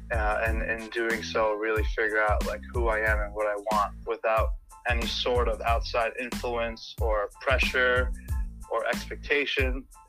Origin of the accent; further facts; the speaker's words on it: New York, United States; moved away as an adult; now in Massachusetts, United States; So I'm from New York originally. I was pretty much there my whole life